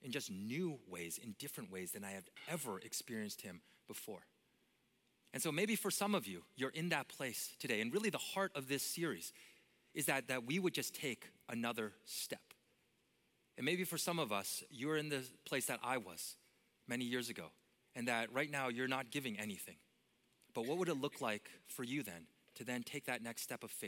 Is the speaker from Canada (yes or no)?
yes; Vancouver, British Columbia, Canada; moved away as an adult; also born or lived in Minneapolis area; I grew up in Canada, and I grew up in Vancouver, the most beautiful city on earth